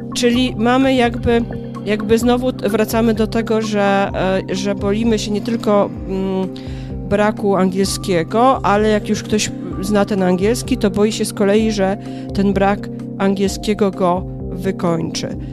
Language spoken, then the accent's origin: Polish; Kielce, Świętokrzyskie Voivodeship, Poland; moved away as an adult; now in Warsaw, Poland; Pochodzę z Kielc.